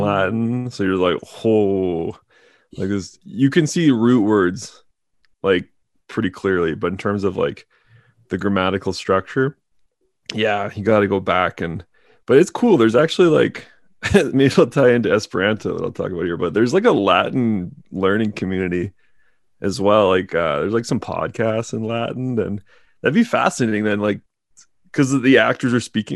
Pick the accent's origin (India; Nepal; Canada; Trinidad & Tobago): Canada; being Canadian